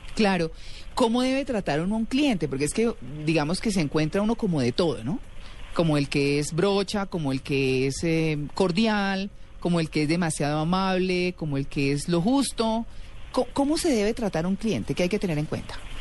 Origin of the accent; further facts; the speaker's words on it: Bogotá, Colombia; soy muy bogotana yo